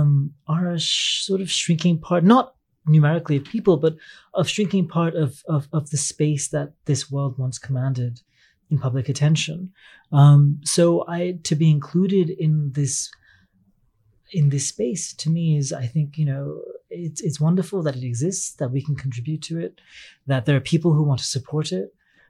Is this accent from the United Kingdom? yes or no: yes; United Kingdom; I am a British librettist. He's making one of my short stories.